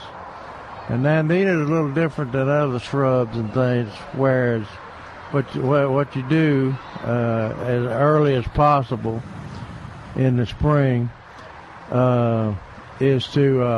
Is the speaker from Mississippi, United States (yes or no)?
no; Tennessee, United States; in Tennessee, close to my hometown.